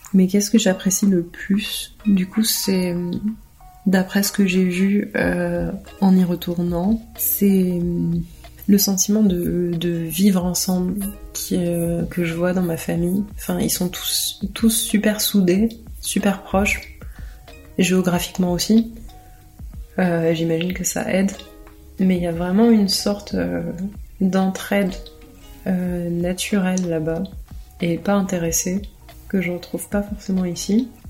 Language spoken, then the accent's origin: French; France; also born or lived in Arcueil / L'Haÿ-les-Roses; je suis née en France et j'ai grandi en France